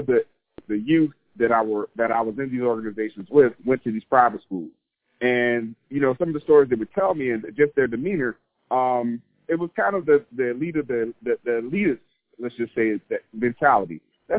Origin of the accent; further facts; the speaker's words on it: Savannah, Georgia, United States; moved away as an adult; now in Northern Virginia, United States; within my hometown, within Savannah